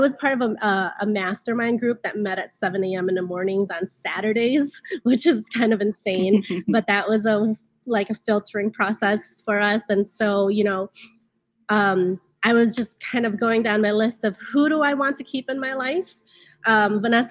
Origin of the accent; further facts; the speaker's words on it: Chicago, Illinois, United States; coming from immigrant families, and then growing up in Chicago, in the streets of Chicago